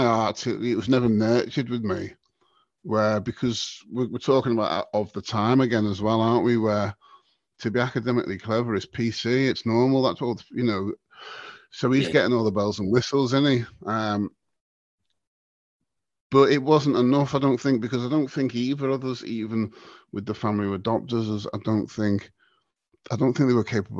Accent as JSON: {"language": "English", "town": "Southport", "region": "North West England", "country": "United Kingdom", "tie": "born or raised there", "also_born_or_lived": "Liverpool", "said": "we grew up in Southport at the time. We grew up basically, Southport now is classed as Merseyside"}